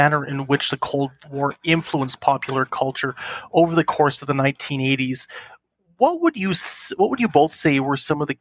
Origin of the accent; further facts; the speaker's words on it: Canada; in Canada where I grew up